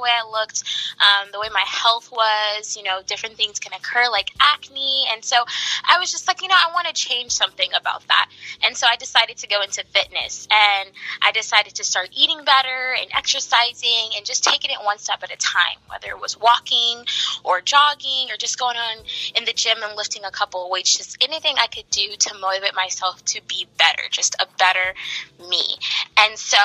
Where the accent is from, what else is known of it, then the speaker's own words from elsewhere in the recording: the Bay Area, California, United States; I am from the Bay Area in California